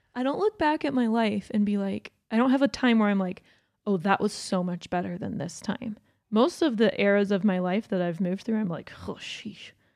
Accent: Georgia, United States; now in Utah, United States; I grew up in Georgia

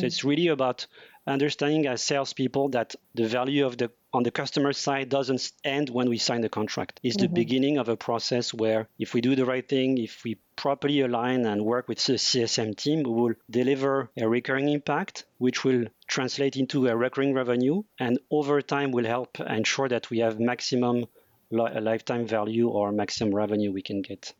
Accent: France; moved away as an adult; now in Asia; I'm French. I was born and raised in France in a multicultural family.

